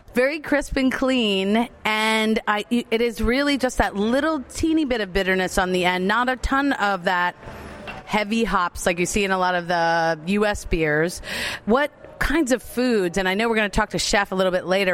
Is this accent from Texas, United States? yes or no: no; Asbury Park, New Jersey, United States; now in Maryland, United States; here in Asbury Park, New Jersey, my hometown, I'm a Jersey girl